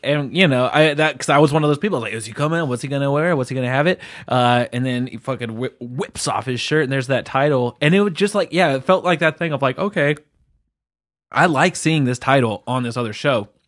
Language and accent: English; England, United Kingdom; I'm English